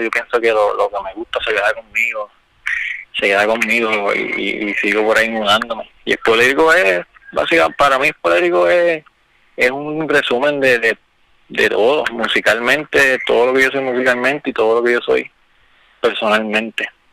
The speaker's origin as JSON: {"language": "Spanish", "town": "Quebradillas", "country": "Puerto Rico", "tie": "born or raised there", "moved": "as an adult", "lives_now": "Camuy, Puerto Rico", "said": "Yo nací en Quebradilla, hace dos años vivo en Camo"}